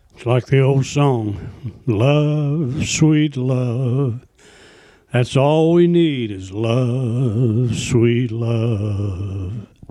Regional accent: the South, United States; moved away; I grew up in the South, and there's a lot of prejudice down there

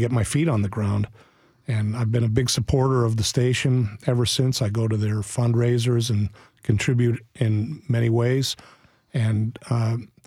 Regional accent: Montreal, Quebec, Canada; now in Nashville, United States; I grew up in Montreal

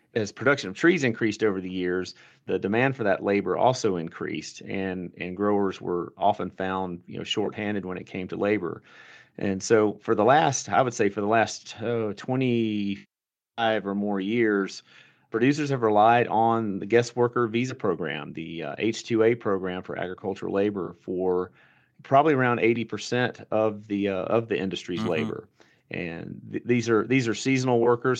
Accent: Alabama, United States; moved away; also born or lived in Paraguay; I'm a I'm a dude from Alabama who speaks Spanish with an Argentine accent

